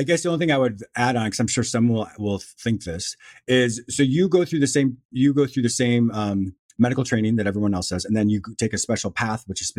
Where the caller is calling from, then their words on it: Florida, United States; I'm calling from Florida.